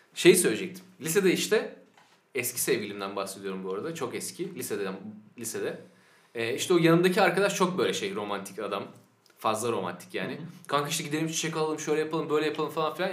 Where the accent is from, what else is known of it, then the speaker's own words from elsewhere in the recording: Sakarya, Turkey; now in Eskişehir, Turkey; biz hepimiz Sakaryalıyız